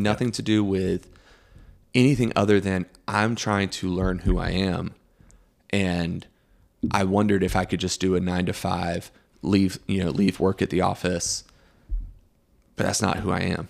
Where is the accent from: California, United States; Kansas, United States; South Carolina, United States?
South Carolina, United States; Greenville; also born or lived in Chapel Hill, North Carolina; We moved here, uh, to Greenville when I was, like, three in nineteen ninety-one.